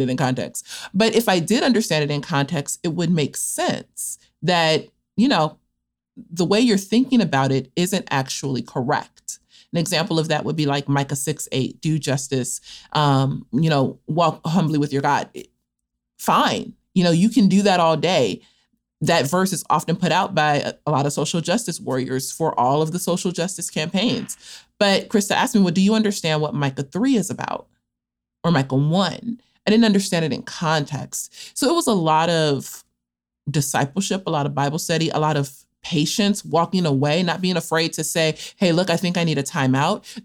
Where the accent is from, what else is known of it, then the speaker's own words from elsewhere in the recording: Los Angeles, California, United States; also born or lived in Cape Town, South Africa; I am from Los Angeles, California, from an area known as South Central Los Angeles, and was born and spent the first about 15 years of my life there